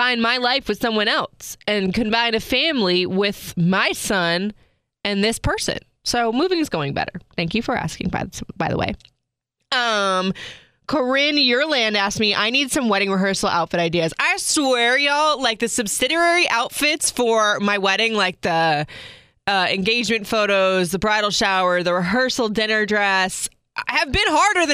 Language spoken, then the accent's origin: English; Florida, United States; moved away as an adult; I grew up in Florida